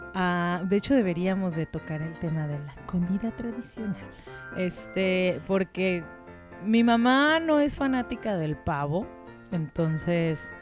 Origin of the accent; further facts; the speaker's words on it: Mexico; de México